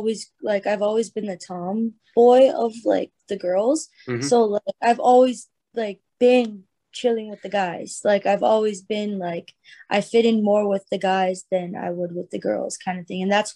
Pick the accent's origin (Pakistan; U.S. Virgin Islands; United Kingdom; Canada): Canada; I'm Canadian.